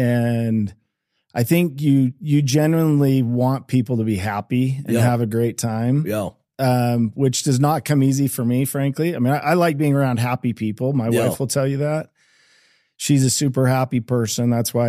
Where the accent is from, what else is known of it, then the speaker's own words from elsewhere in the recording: Eagle, Idaho, United States; We grew up in, I grew up in Eagle, Idaho, just outside of Boise.